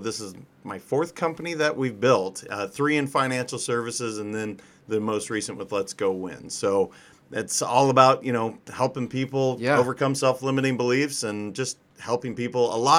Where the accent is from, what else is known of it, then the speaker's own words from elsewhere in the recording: Montana, United States; moved away as an adult; now in California, United States; So I'm originally from Montana. Grew up there until college, and then I moved to California shortly thereafter.